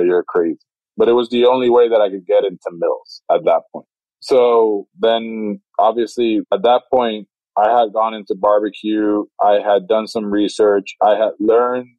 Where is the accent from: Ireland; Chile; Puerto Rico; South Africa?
Puerto Rico; moved away; I'm originally from Puerto Rico